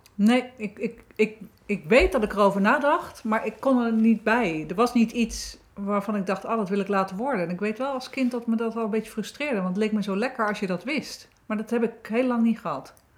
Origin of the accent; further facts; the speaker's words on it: Wateringen, South Holland, Netherlands; ben in Wateringen geboren, 1965